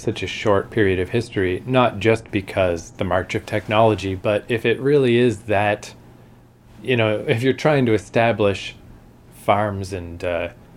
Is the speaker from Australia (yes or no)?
no; Canada; we're not American, we're Canadian